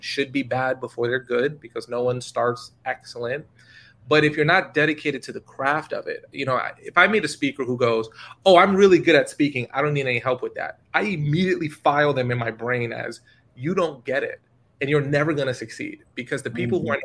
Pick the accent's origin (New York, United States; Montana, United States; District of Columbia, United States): New York, United States; I'm from New York